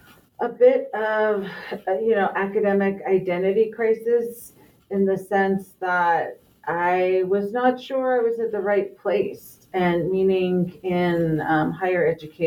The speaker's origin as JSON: {"language": "English", "town": "Los Angeles", "region": "California", "country": "United States", "tie": "born or raised there", "also_born_or_lived": "Navajo Nation", "moved": "yes", "said": "I was raised in the LA area and have moved back closer to my Navajo homeland."}